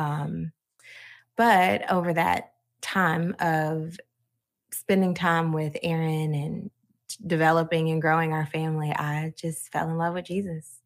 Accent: Georgia, United States; also born or lived in Chicago, Illinois; We moved to Georgia by the time I was nine, and I've been here ever since.

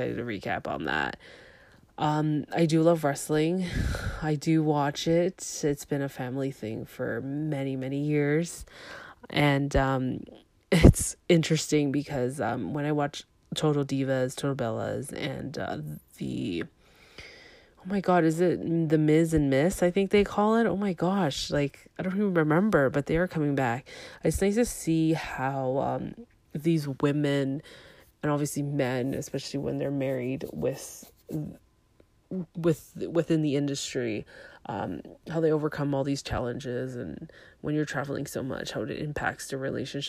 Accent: Toronto, Ontario, Canada; I was born in Toronto.

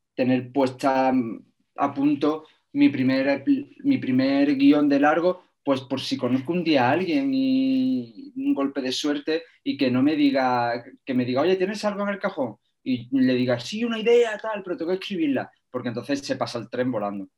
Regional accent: Algodonales, Andalusia, Spain; yo soy un pueblo muy pequeñito de Argodonales, que no tenía cine

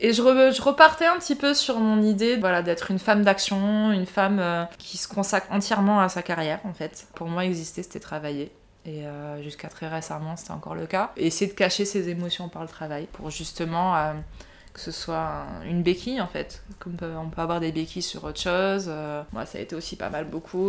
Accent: Nice, Provence-Alpes-Côte d'Azur, France; moved away as an adult; also born or lived in London; now in Paris, France; j'ai grandi à Nice, j'ai fait mon parcours école, collège, lycée à Nice

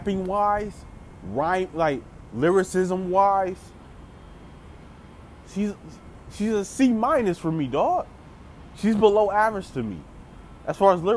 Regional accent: Memphis, Tennessee, United States; moved away; I grew up in Memphis as a child. Like, I spent some years, my childhood years in Memphis.

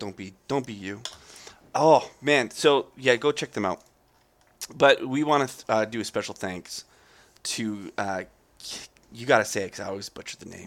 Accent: Calgary, Alberta, Canada; I'm from Calgary

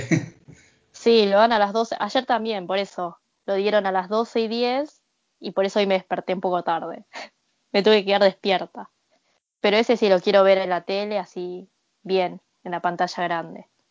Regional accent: Argentina; moved away as an adult; also born or lived in Japan; now in Tokyo, Japan; fui criada en Sudamérica

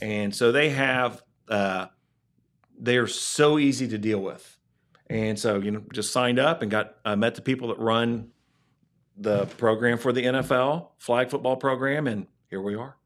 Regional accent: Ohio, United States; we're from Ohio

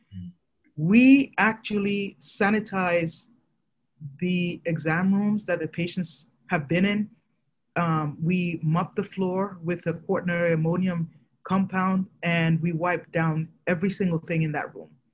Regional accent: Nigeria; moved away; I'm originally from Nigeria

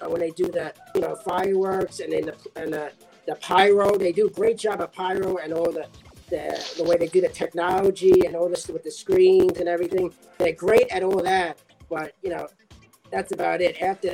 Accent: Mexico; I'm from Mexico. Lucha Libre.

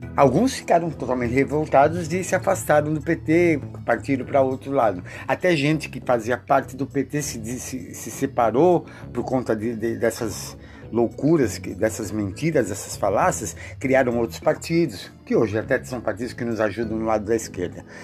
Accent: Brazil; eu sou brasileiro

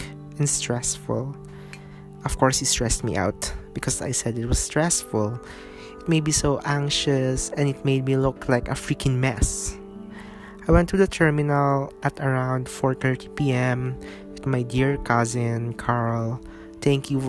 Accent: Zamboanga City, Zamboanga Peninsula, Philippines; now in Cagayan de Oro, Philippines; my hometown, Asia's Larin City, Zamboanga City

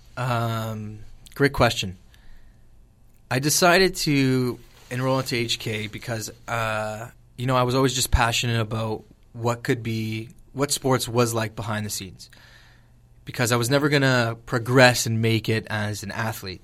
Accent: LaSalle, Ontario, Canada; born and raised in LaSalle.

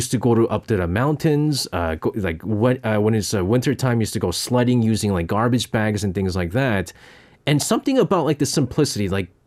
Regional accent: South Korea; Because that was I was when I was growing up in Korea, you know

